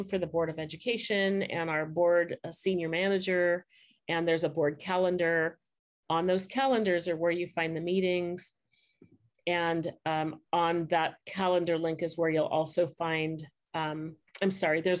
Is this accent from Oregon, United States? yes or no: yes; Portland, Oregon, United States; I was born in Albina, which is what it used to be called, Albina, the city of Albina. It's now been swallowed into Portland.